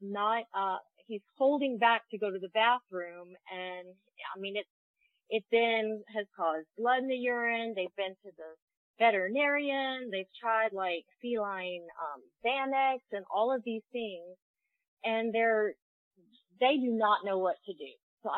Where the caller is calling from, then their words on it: Athens, Georgia, United States; I am calling from Athens, Georgia.